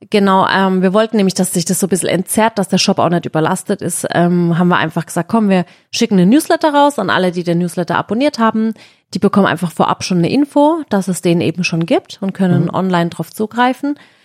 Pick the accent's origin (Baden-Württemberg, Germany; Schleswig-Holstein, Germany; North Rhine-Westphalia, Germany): Baden-Württemberg, Germany; im August sind halt immer bei uns in Baden-Württemberg Schulferien